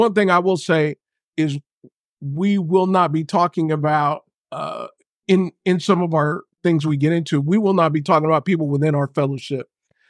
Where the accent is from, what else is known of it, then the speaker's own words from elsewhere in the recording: San Diego, California, United States; Jasmine's from Long Beach, from the LBC. I'm from San Diego.